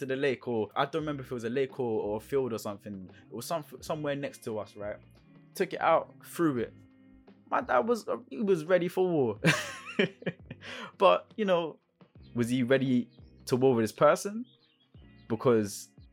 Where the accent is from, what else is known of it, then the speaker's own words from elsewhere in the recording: London, United Kingdom; also born or lived in Brixton / Forest Hill / Feltham; I grew up in South London. I grew up in Brixton, Fort and Heath, and even West London. I grew up in Feltham as well